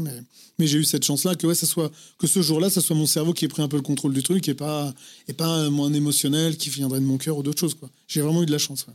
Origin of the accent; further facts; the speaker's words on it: Vierzon, Centre-Val de Loire, France; moved away; also born or lived in Paris; je viens de Vierzon, dans le Cher